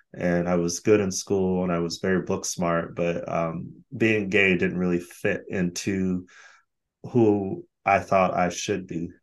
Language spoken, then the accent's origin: English; Phoenix, Arizona, United States; moved away as an adult; also born or lived in Los Angeles, California / Sweden; now in Brighton, United Kingdom; Phoenix is my hometown, but L.A is where actually I spent most of my life because I moved there as a young adult